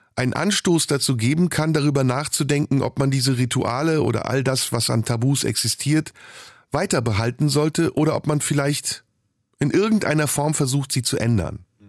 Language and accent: German; Turkey; moved away; In der Türkei, in meiner Heimat